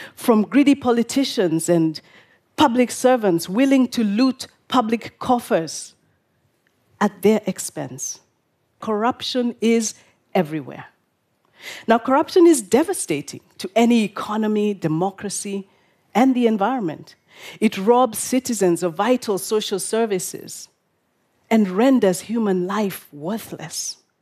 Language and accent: English; Nairobi, Kenya; This is my hometown of Nairobi